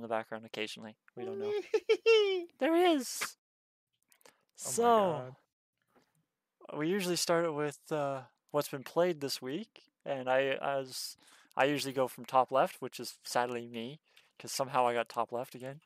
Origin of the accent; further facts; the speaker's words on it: Canada; We are Canadian